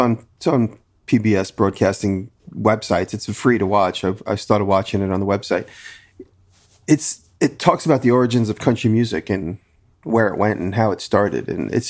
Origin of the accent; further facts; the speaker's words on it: New York, United States; I'm a New Yorker